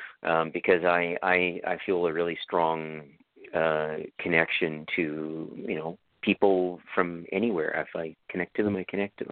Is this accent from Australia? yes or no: no; Canada; And this is why I'm Canadian, I know it.